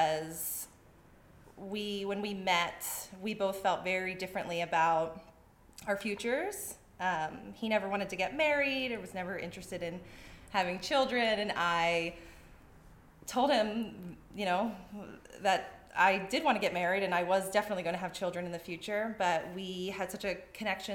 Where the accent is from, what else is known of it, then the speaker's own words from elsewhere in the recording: East Coast, United States; moved away as an adult; now in Arizona, United States; I'm originally from the East Coast